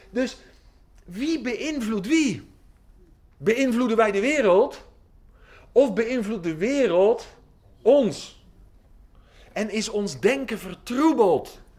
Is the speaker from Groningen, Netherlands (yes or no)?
no; Oldenbroek, Gelderland, Netherlands; now in Giessen, Netherlands; Eh, ik woon hier in Giezen, dat is een beetje Brabant. Maar ik kom van de Veluwe.